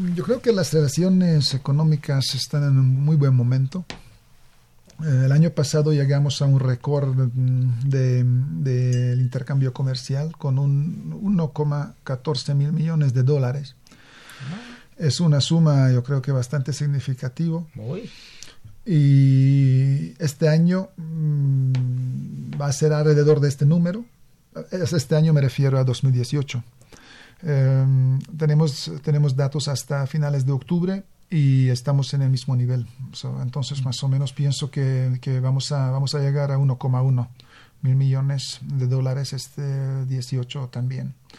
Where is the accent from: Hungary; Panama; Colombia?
Hungary; moved away as an adult; now in Mexico; Yo vengo de Hungría